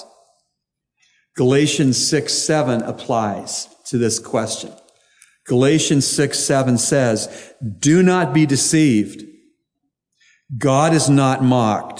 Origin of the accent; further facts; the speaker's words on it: United States; I'm an American citizen